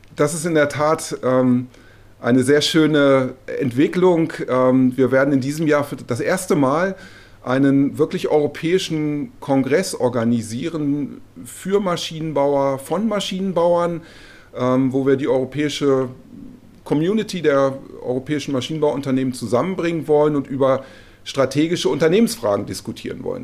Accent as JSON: {"language": "German", "country": "Germany", "moved": "as an adult", "lives_now": "Brussels, Belgium"}